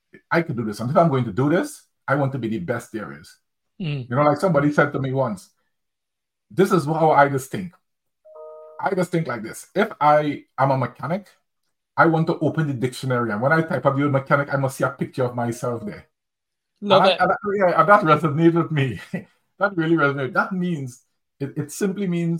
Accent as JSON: {"language": "English", "country": "Trinidad & Tobago", "moved": "as an adult", "lives_now": "United Kingdom", "said": "I'm from Trinidad and Tobago, by the way. So after I moved from Trinidad and Tobago and came to the UK to live"}